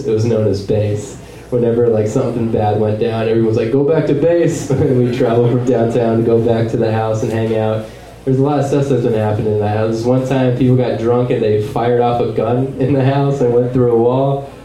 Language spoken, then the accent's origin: English; Wahoo, Nebraska, United States; moved away; also born or lived in Lincoln, Nebraska; I lived, uh, grew up in a small town called Wahoo, Nebraska